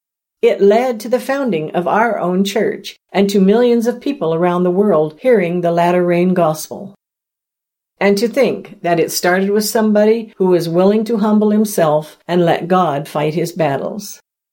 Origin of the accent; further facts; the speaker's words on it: the South, United States; I grew up in the South in the 1960s, so I have experienced a few things myself.